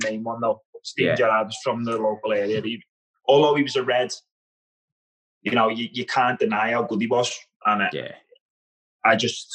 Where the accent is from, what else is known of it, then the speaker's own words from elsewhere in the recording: Liverpool, North West England, United Kingdom; accent: Scouse; moved away as an adult; also born or lived in Scotland; I grew up in Highton, yeah, in Liverpool, which is quite a rough area